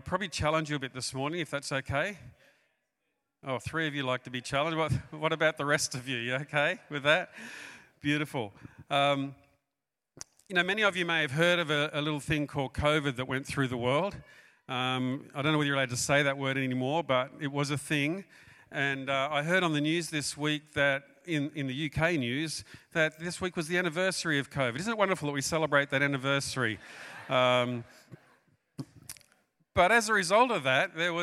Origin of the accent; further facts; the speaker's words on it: Australia; also born or lived in New South Wales, Australia / Queensland, Australia; We're from Australia.